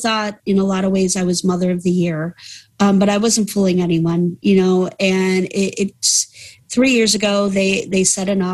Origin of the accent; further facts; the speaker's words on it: Cleveland, Ohio, United States; I hail from Cleveland, Ohio in the States